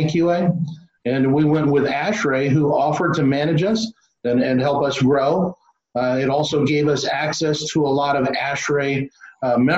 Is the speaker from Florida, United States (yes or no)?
yes; Florida, United States; my home state of Florida